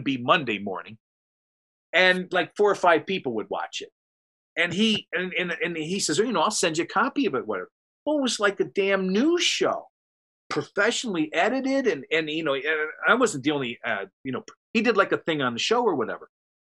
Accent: near Cleveland, Ohio, United States; there's Amish countries between my hometown up near Cleveland and Columbus

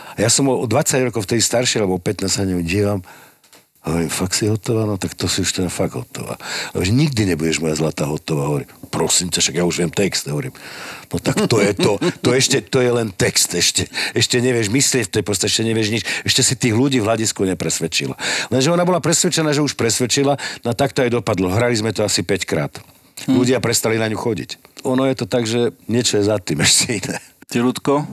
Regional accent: Slovakia; som Slovák

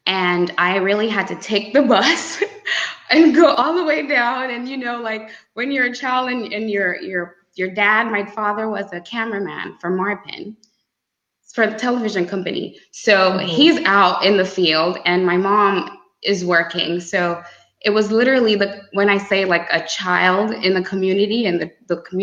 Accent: Grand Bay, Saint Patrick, Dominica; born and raised in Dominica, Grand Bay

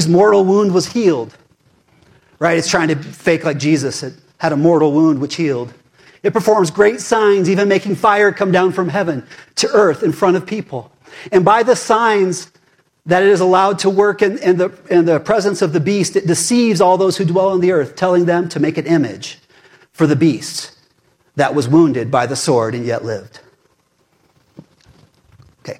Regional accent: United States; I'm an American and a Christian

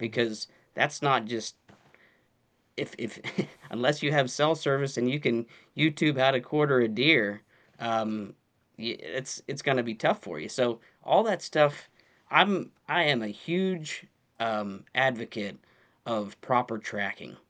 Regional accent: Pennsylvania, United States; born and raised in Pennsylvania.

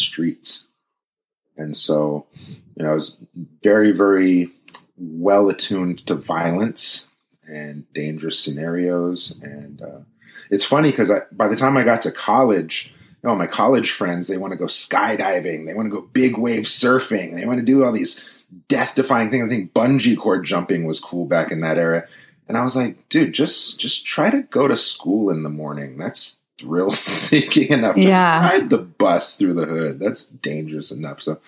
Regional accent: Richmond, California, United States; I grew up in the East Bay of California.

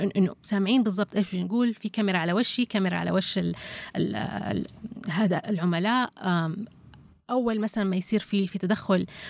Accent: Saudi Arabia; عندنا في السعوديه

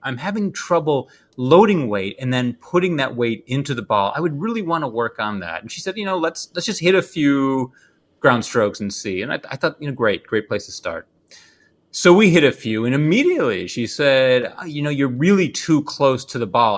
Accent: Midwest, United States; I'm a Midwesterner.

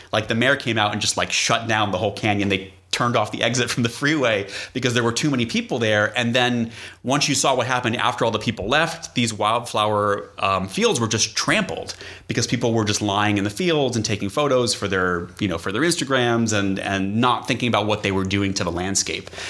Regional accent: New England, United States; moved away; I grew up in New England

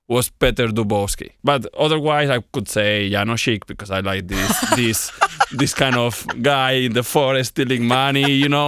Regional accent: Spain; now in Slovakia; Oh, sorry. I'm from Spain.

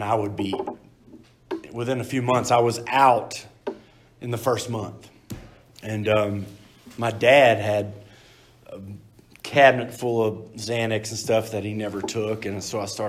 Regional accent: Texas, United States; moved away; I'm from Texas

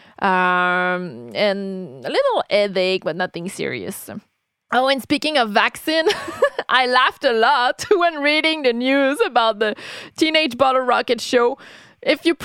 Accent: Canada; being a Canadian

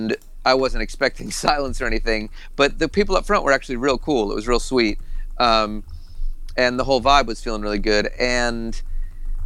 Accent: Boston, Massachusetts, United States; I grew up in, you know, New England

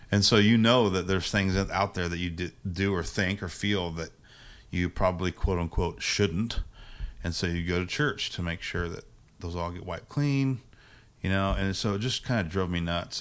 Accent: Indiana, United States; also born or lived in Virginia; I grew up in Indiana

